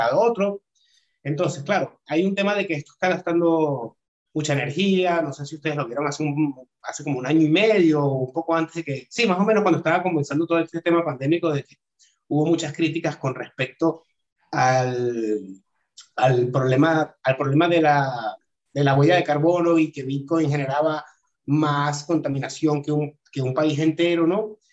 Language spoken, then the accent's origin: Spanish; Caracas, Capital District, Venezuela; moved away as an adult; also born or lived in Barcelona, Spain / Madrid, Spain; now in Portugal; soy de Venezuela, eh, de Caracas